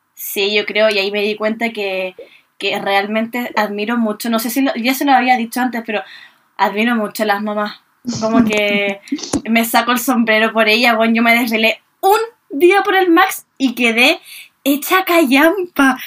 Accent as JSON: {"language": "Spanish", "town": "Viña del Mar", "region": "Valparaíso", "country": "Chile", "said": "nosotras que somos de Viña"}